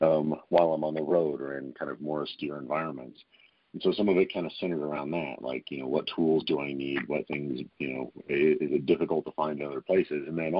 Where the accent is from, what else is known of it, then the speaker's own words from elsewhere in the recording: Louisiana, United States; also born or lived in San Francisco; I'm from South Louisiana, and we had hurricane preps, and we've always been kind of minded that way.